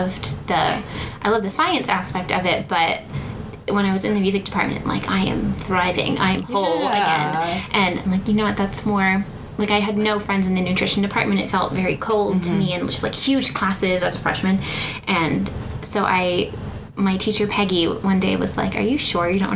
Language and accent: English; Massachusetts, United States; moved away as an adult; also born or lived in New Hampshire; now in Texas, United States; I grew up in New England. I grew up in Massachusetts